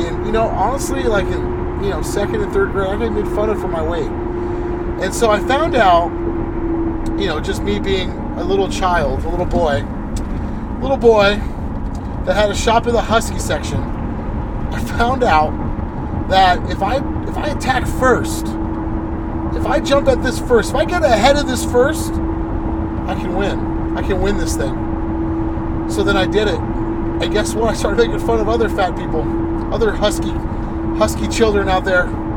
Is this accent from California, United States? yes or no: yes; La Quinta, California, United States; I grew up in La Quinta